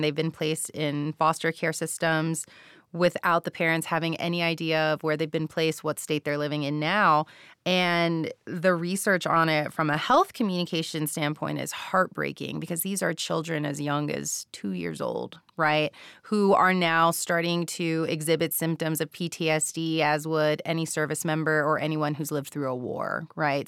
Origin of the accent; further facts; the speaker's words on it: Texas, United States; I'm Mexican-American and, um, grew up, born and raised in Texas, not too far from the border myself